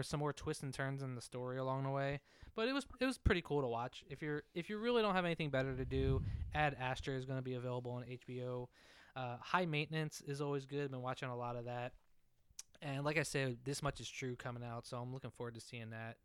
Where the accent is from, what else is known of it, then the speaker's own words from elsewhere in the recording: Pennsylvania, United States; my home state of Pennsylvania